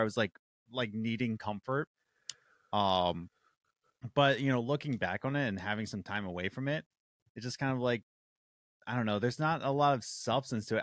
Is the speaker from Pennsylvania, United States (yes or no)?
yes; Philadelphia, Pennsylvania, United States; born and raised in Philadelphia